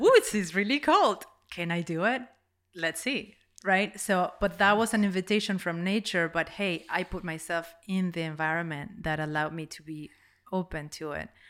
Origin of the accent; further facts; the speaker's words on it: Uruguay; English is a second language; moved away; I'm from Uruguay